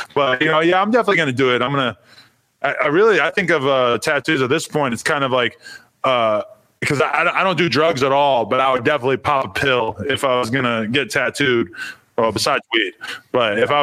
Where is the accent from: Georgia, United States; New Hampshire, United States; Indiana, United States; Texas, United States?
New Hampshire, United States; Nashua; moved away as an adult; I lived in New Hampshire till I was 19. I'm from Nashua, New Hampshire